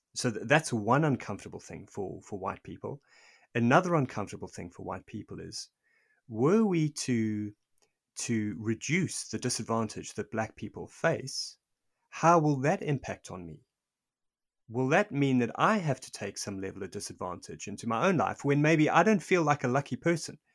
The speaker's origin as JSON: {"language": "English", "country": "South Africa", "said": "I'm South African. I lived through this. I lived through apartheid"}